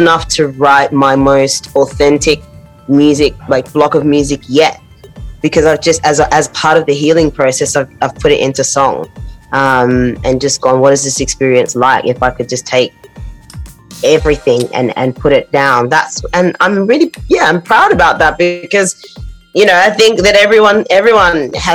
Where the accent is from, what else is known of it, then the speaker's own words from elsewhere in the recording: Australia; moved away as an adult; now in London, United Kingdom; as dark skin, as black people growing up in Australia